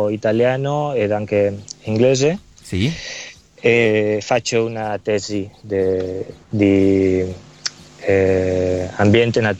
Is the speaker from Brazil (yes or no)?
no; Villajoyosa, Valencian Community, Spain; Italian is a second language; una piccola città che si chiama Villa Gioiosa